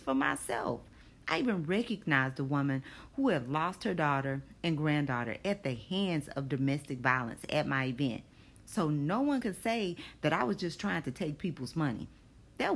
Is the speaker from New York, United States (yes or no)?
no; Longview, Texas, United States; moved away as an adult; now in Houston, United States; I still work for the same agency, but no longer in my hometown. I live in Houston, Texas, because I followed husband number two